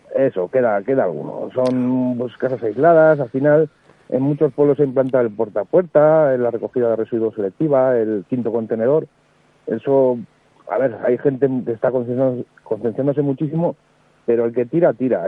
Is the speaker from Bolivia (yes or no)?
no; Andoain, Basque Country, Spain; en mi pueblo en Andoain